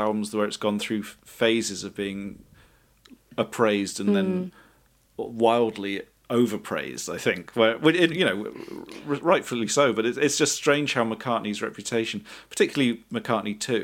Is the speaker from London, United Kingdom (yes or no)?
no; Bristol, South West England, United Kingdom; I grew up in Bristol